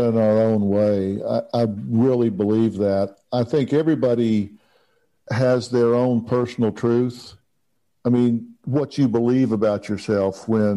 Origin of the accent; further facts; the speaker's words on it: Texas, United States; I'm from Texas.